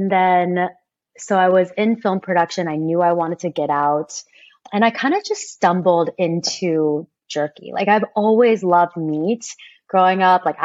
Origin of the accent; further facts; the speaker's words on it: Kansas, United States; I grew up in Kansas.